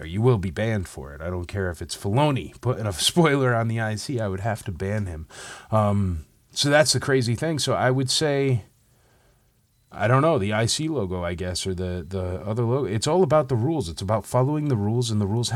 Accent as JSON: {"language": "English", "town": "Torrington", "region": "Connecticut", "country": "United States", "tie": "born or raised there", "said": "my hometown of Torrington, Connecticut"}